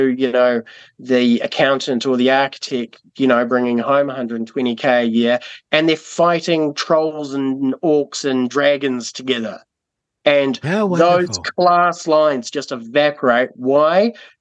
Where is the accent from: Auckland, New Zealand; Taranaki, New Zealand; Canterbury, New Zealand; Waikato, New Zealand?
Canterbury, New Zealand; Timaru; also born or lived in Burkes Pass; before we were in Timaru, I grew up in Burke's Pass